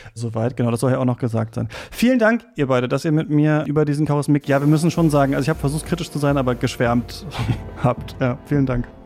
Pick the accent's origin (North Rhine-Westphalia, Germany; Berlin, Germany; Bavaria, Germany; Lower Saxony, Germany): Lower Saxony, Germany; ich bin in Niedersachsen aufgewachsen